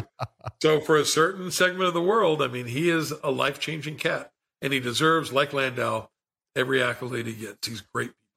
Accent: Logan, West Virginia, United States; also born or lived in Las Vegas / Orlando; back in Logan, my hometown

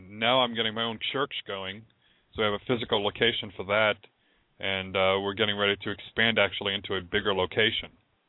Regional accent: West Warwick, Rhode Island, United States; moved away as an adult; now in Tampa, United States; I grew up in West Warwick.

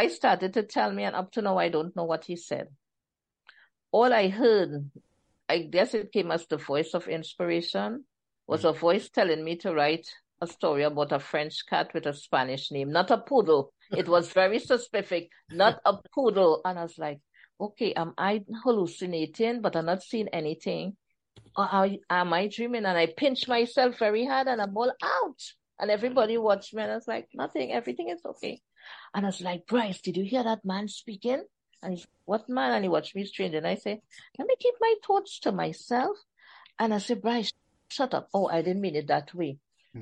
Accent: Trinidad & Tobago; accent: Trini; my Trini accent

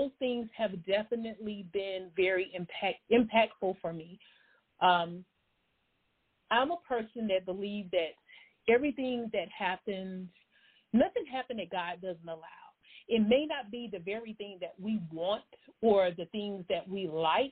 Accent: Columbia, South Carolina, United States; moved away as an adult; I am a native from Columbia, South Carolina

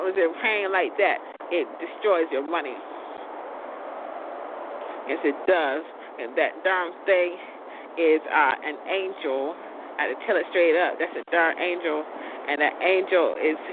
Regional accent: Lawtey, Florida, United States; We come from Lachi, Florida, speed trap capital of the world

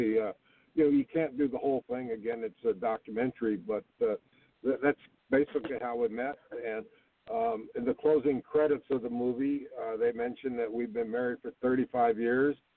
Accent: Prescott, Arizona, United States; hometown in northern Arizona, Prescott, Arizona

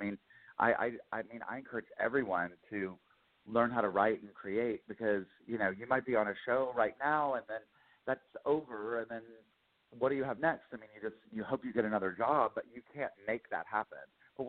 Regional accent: Lincolnton, North Carolina, United States; We moved around a lot, but mainly all over North and South Carolina. I always say I'm from Lincoln to North Carolina, which is like, I just outside of Charlotte.

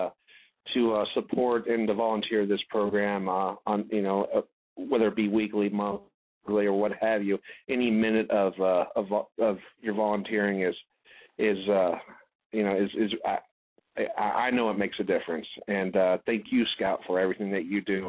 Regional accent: Southern California, United States; I'm from Southern California

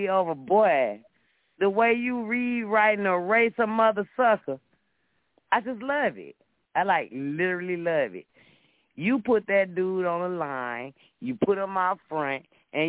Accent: Chicago, Illinois, United States; I'm from Illinois. I'm from Chicago. I'm from Chicago like you.

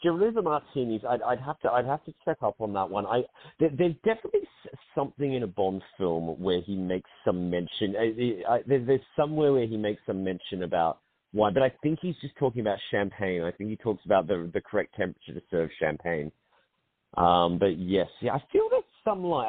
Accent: Australia; accent: Australian; now in London, United Kingdom; I'm an Australian based in London

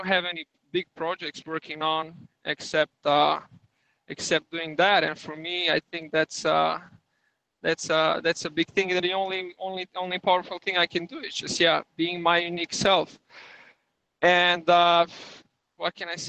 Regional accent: Belgrade, Serbia; English is a second language; moved away as an adult; I am from Belgrade, the capital of Serbia.

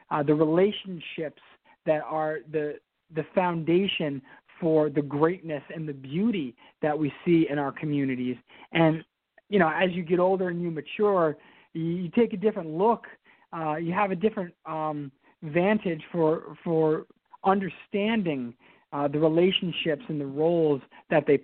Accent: Albany, New York, United States; Well, um, I am born and raised in Albany. Um, I'm actually, I don't know if I'm a fifth or sixth generation Albany resident, and my my whole family's from Albany, and so Albany is it's it's in my blood.

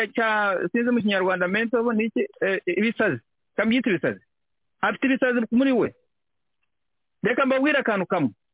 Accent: Rwanda; twebwe nk'abanyarwanda

